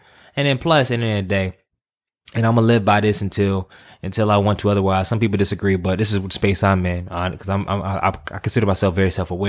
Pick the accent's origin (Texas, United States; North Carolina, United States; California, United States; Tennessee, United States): North Carolina, United States; also born or lived in Virginia; Yeah, I'm from the city. I'm from North Carolina.